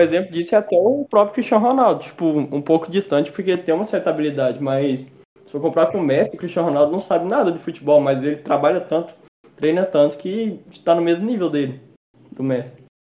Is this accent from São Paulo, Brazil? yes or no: no; interior of Goiás, Brazil; a gente é do interior, interior de Goiás